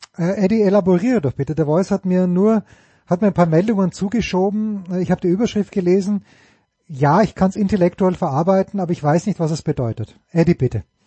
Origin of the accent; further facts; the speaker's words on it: Austria; ich bin ja ein Österreicher